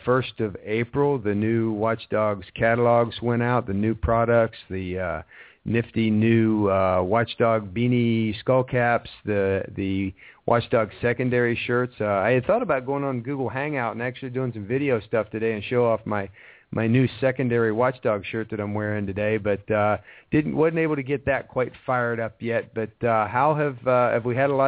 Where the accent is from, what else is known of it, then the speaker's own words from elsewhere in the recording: Ohio, United States; moved away; I was raised in Ohio.